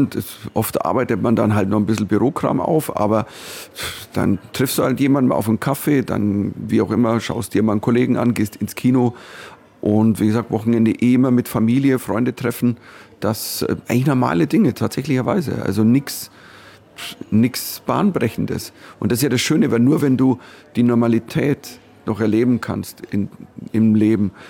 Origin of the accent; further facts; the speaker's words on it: Bavaria, Germany; meine, meine Wurzeln sind bayerisch und, ähm, und selbst wenn ich in New York spiele, dann stehe ich als Bayer auf der Bühne.